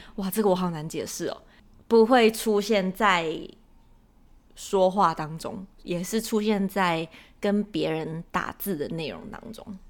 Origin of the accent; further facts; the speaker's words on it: Taiwan; moved away; 我们台湾人在日常生活中是不会这样讲的